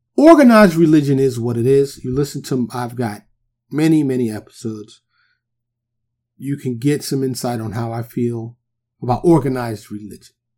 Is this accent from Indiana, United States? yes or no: no; New York City, New York, United States; I growing up in New York. Even though I grew up in the hood, in Harlem, in the Bronx